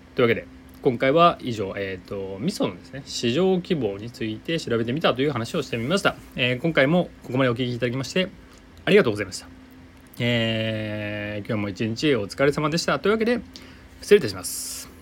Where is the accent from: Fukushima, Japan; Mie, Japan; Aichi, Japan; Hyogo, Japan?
Aichi, Japan; 地元愛知ですが